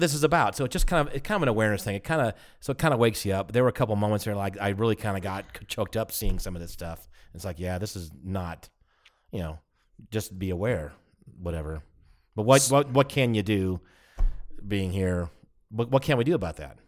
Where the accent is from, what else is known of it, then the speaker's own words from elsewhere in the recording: United States; we're American